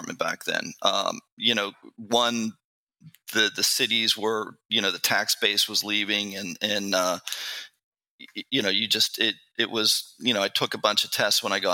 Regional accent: Pittsburgh, Pennsylvania, United States; moved away as an adult; also born or lived in Washington, D.C.; I grew up, born and raised in Pittsburgh, Pennsylvania

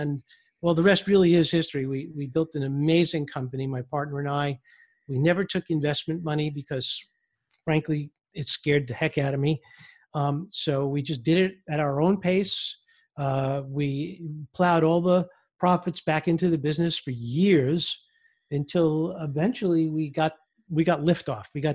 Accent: New York City, New York, United States; I grew up in Brooklyn, New York

